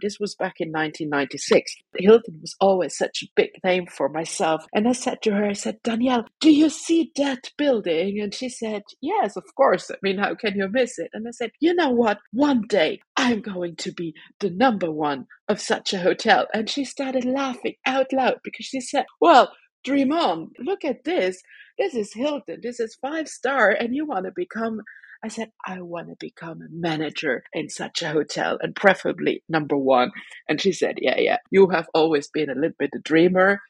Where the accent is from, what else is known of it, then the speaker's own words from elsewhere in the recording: Luxembourg; moved away as an adult; also born or lived in Belgium; I'm a Luxembourg citizen born in Luxembourg, having been abroad for 20 years almost. I finished my studies here in Luxembourg